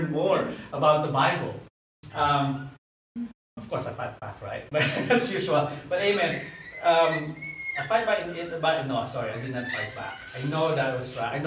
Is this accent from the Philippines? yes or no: yes; Philippines; I'm a Filipino